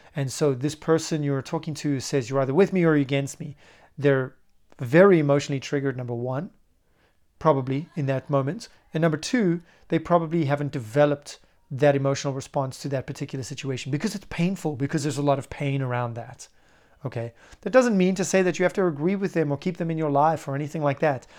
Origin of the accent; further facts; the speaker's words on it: South Africa; moved away; also born or lived in United Kingdom / Argentina; I'm from South Africa and lived for a long time in the U K as well